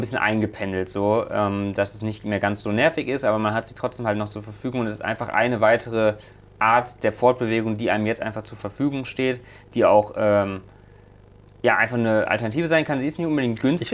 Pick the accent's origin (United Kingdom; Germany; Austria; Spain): Germany; Leverkusen, North Rhine-Westphalia; hier in Leverkusen, äh, da weiß ich, äh, da wo ich aufgewachsen bin